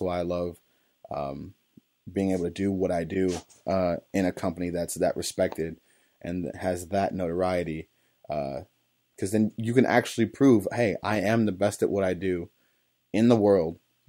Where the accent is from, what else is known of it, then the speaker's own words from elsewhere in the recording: East Cleveland, Ohio, United States; I grew up in East Cleveland, on the east side of Cleveland, Ohio. I grew up, you know, blue collar as they come, or even less than that, you know